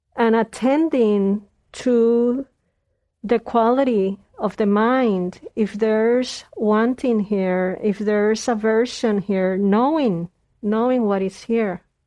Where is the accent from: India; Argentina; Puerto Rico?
Puerto Rico; moved away; I was born in Puerto Rico